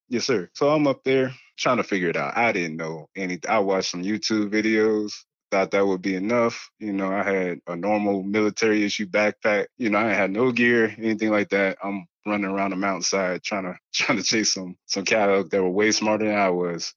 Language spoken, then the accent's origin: English; Spring Lake, North Carolina, United States; moved away as an adult; also born or lived in Washington, D.C. / New Mexico; I'm originally from Washington, D C. I'm really a city kid that moved out to North Carolina